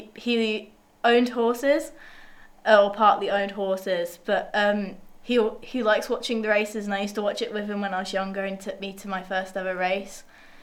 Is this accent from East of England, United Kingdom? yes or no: yes; East of England, United Kingdom; I'm nowhere near that. I'm from Essex.